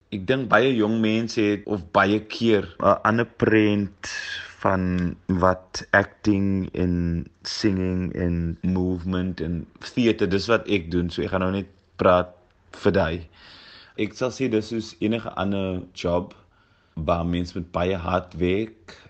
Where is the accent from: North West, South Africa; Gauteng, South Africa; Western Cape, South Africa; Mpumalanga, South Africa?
Western Cape, South Africa; Cape Town; Ek kom van Mitchells Plain af